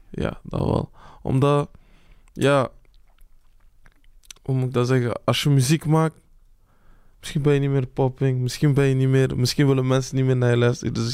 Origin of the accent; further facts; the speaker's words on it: Belgium; eh, ik ben geboren in België. Ik heb mm Belgische nationaliteit. Mhm. Ik voel me ook Congolees. Dus eh, ik vind het gewoon, het is een mix.